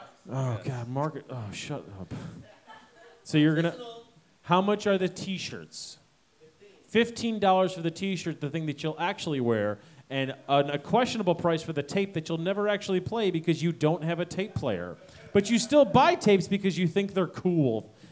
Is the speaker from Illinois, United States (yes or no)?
yes; Chicago, Illinois, United States; I'm from Chicago. This is how we talk.